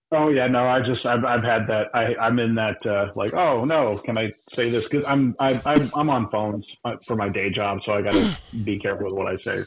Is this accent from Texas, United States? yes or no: yes; Texas, United States; I'm from Texas